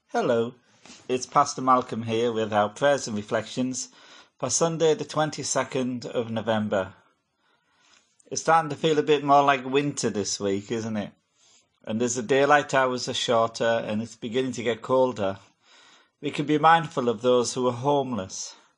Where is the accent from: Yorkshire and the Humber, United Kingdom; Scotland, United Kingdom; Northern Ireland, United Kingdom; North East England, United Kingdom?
North East England, United Kingdom; Hartlepool; moved away; my hometown of Hartlepool